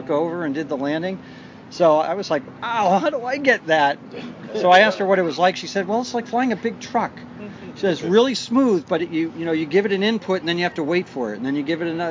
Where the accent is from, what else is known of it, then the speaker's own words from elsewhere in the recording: Boston, Massachusetts, United States; I'm from Boston